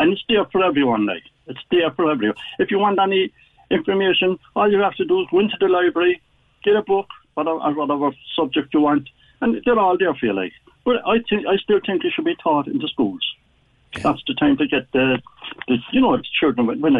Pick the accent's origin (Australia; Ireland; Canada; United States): Ireland; Cork, Munster; I was born in the Middle Parish, 100 yards from where Thomas McSweeney was born.